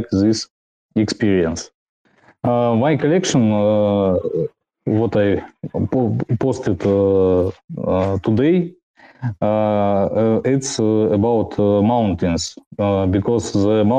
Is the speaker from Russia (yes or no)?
yes; Russia; I'm from Russia